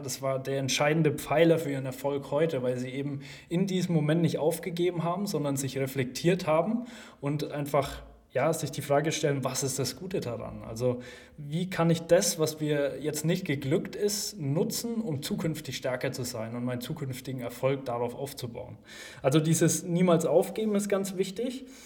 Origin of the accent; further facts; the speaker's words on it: Gerolzhofen, Bavaria, Germany; also born or lived in Bamberg; ich komme aus Geroldshofen. Jetzt wird wahrscheinlich nicht jeder Geroldshofen kennen. Ähm, ist eine Kleinstadt in Unterfranken in der Nähe von Schweinfurt